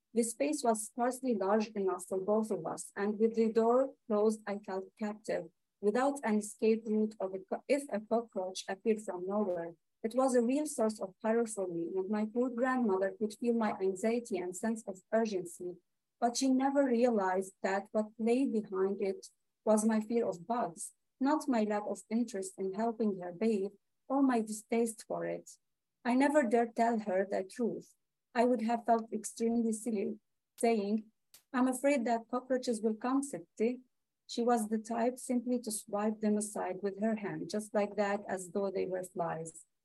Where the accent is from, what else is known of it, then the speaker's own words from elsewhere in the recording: Lebanon; moved away; i'm a palestinian refugee in lebanon